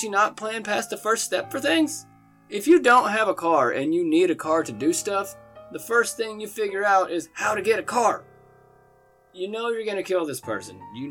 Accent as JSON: {"language": "English", "country": "United States", "said": "I'm an American"}